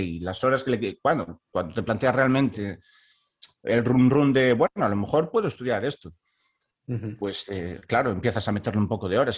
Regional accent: Baiona, Galicia, Spain; moved away as an adult; also born or lived in Stockholm, Sweden; now in Halden, Norway; yo soy de Bayona, que es un pueblo que está al sur de Vigo

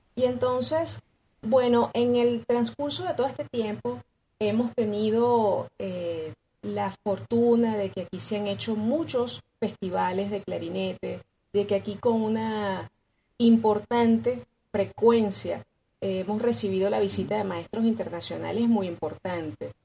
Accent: Coro, Falcón, Venezuela; moved away as an adult; now in Caracas, Venezuela; yo vengo de la ciudad de Coro, que es patrimonio de la, de la humanidad, por cierto, este, eso es hacia el noroeste del, país, es la costa. Entonces, pues yo comienzo allí en una de estas escuelas de música

